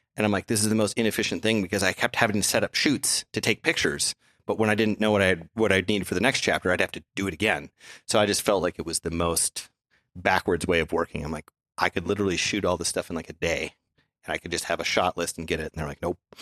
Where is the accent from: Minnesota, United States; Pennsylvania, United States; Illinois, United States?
Minnesota, United States; growing up in Minnesota